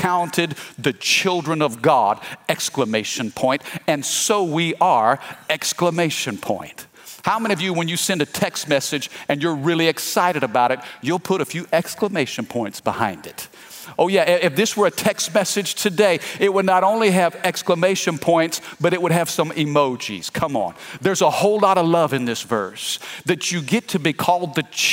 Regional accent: Fredericktown, Missouri, United States; now in Baton Rouge, United States; I'm from Missouri. I'm from the Midwest. I'm from a little farming community called Fredericktown.

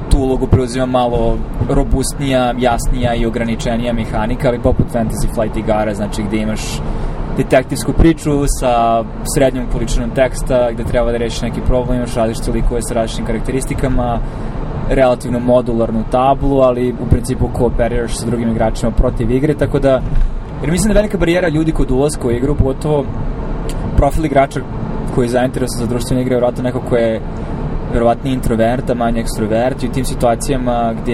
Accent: Pančevo, Vojvodina, Serbia; moved away as an adult; u Srbiji konkretno, barem u mom rodnom gradu, znači u Pančevu

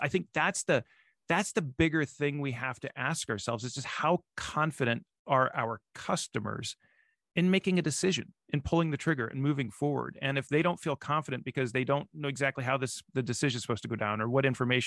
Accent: Nebraska, United States; I'm from Nebraska

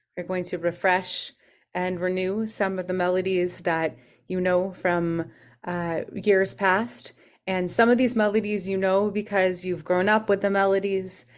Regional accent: California, United States; growing up in California

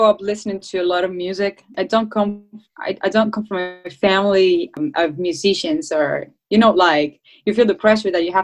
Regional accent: Cuba; first language Spanish; English is a second language; moved away as an adult; also born or lived in Havana; now in United States; we came from Cuba

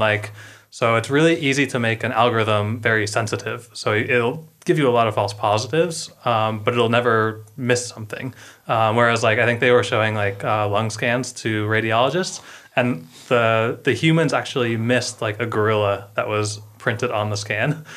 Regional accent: United States; we're both American

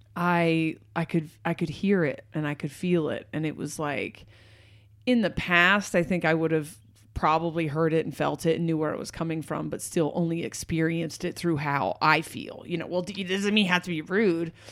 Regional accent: Portland, United States; I'm from Portland

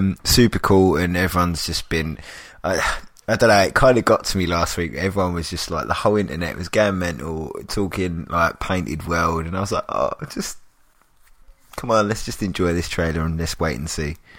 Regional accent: London, United Kingdom; I'm a Londoner

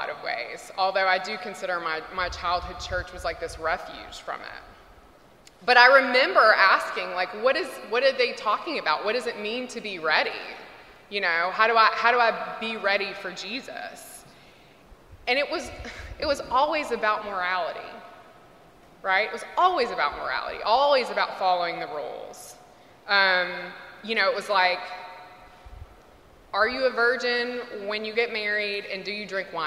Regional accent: Mississippi, United States; When I was a kid growing up in Mississippi, and I know we think of Texas as the Bible Belt, but really

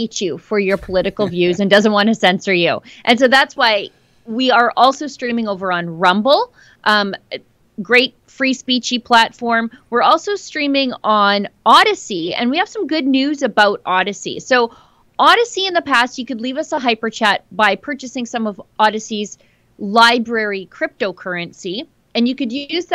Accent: Fort Saskatchewan, Alberta, Canada; I'm from Fort Saskatchewan. We don't have escalators here

